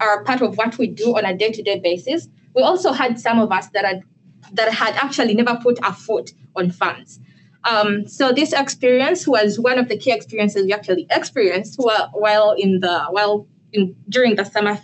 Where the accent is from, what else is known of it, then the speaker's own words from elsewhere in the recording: Uganda; now in United States; I'm originally from Uganda, and I'm in the Biological and Ag Engineering Department